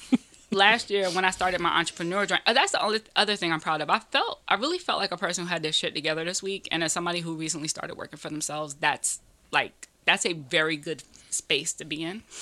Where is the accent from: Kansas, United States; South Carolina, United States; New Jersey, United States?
South Carolina, United States; Greenville; now in New York, United States; I'm technically from New York. I was born in New York, but I grew up in Greenville, South Carolina.